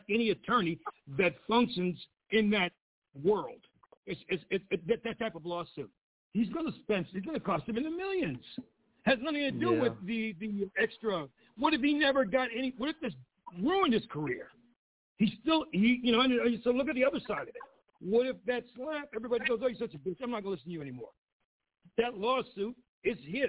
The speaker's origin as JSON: {"language": "English", "town": "Pittsburgh", "region": "Pennsylvania", "country": "United States", "said": "I'm from Pittsburgh"}